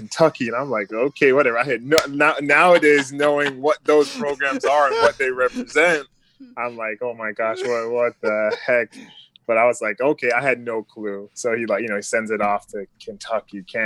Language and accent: English; St. Thomas, U.S. Virgin Islands; moved away; originally I'm from St. Thomas, U.S. Virgin Islands, born and raised down there, grew up very small community